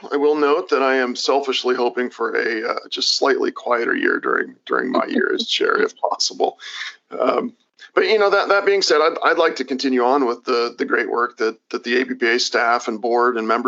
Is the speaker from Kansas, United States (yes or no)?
yes; Kansas, United States; born or raised there